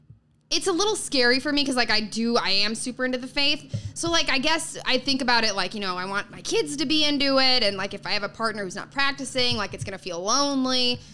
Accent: Chicago, Illinois, United States; now in New York, United States; Suburbs of Chicago.

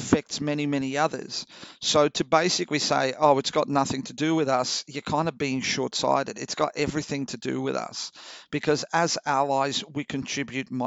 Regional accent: Australia

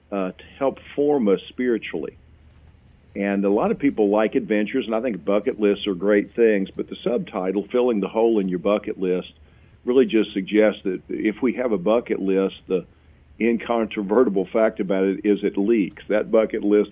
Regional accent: Louisville, Kentucky, United States; also born or lived in Campbellsville, Kentucky; I'm a native Kentuckian. I grew up in Louisville.

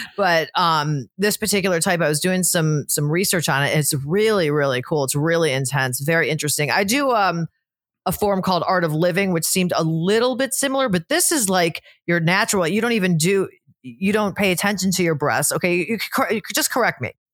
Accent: Cleveland, Ohio, United States; now in Florida, United States; from Cleveland originally, but I've been in Florida for twenty years

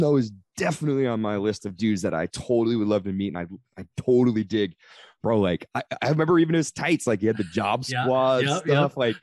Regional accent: Redding, California, United States; now in Sacramento, United States; I grew up in Redding, California

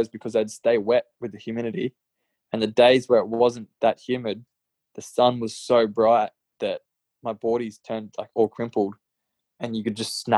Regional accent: Gold Coast, Queensland, Australia; growing up on the Gold Coast

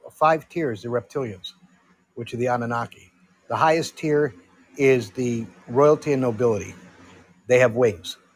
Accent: Connecticut, United States; I'm from Connecticut.

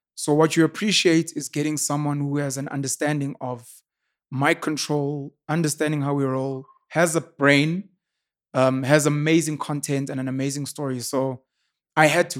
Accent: Newcastle, KwaZulu-Natal, South Africa; I was raised in Newcastle, born and raised in Newcastle, born and bred in Newcastle. In K Z N

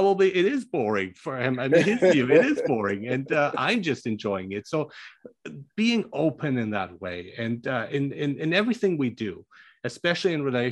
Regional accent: Germany; moved away; I grew up in Germany and studied there.

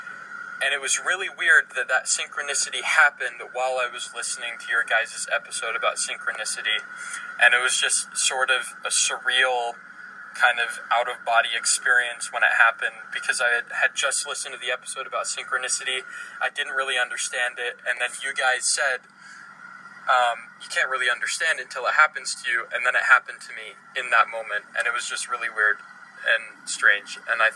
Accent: Colorado, United States; moved away as an adult; now in Utah, United States; I'm from Colorado

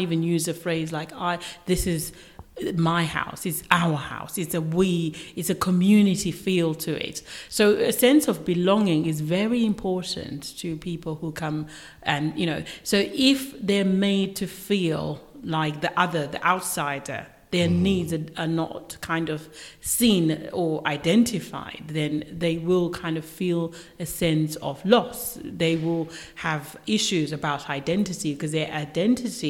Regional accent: Zimbabwe; moved away; I'm from Zimbabwe myself, so I'm from Africa

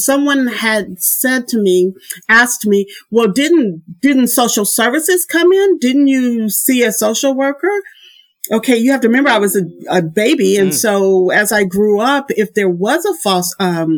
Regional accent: Indianapolis, Indiana, United States; moved away as an adult; also born or lived in Boston; now in Germany; I was born in Indianapolis, Indiana

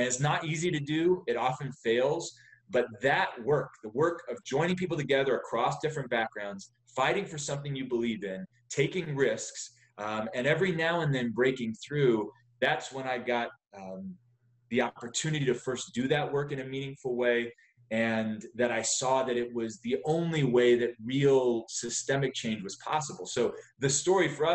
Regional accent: West Virginia, United States; moved away; also born or lived in Charleston, West Virginia / Texas; I grew up in West Virginia. My family then moved to Texas.

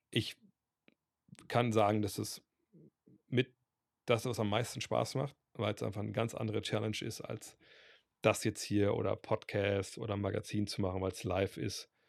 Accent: Berlin, Germany; wenn ich alle Berlin-Fan wäre, bin, aus Berlin, habe ich nicht die Wahl.

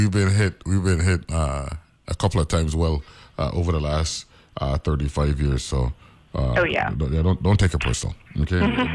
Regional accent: St. Croix, U.S. Virgin Islands; Because I'm from St. Croix

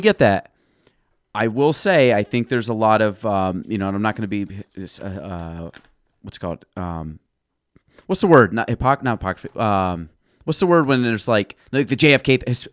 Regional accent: New York, United States; I'm from New York

